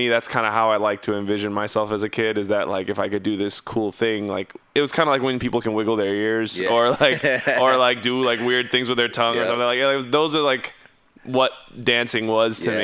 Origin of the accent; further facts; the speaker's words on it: Houston, Texas, United States; also born or lived in Tomball, Texas; Born and raised in Houston, Texas